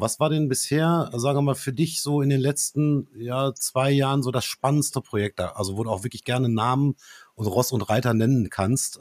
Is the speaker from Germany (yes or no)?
yes; Dortmund, North Rhine-Westphalia, Germany; bei uns in Dortmund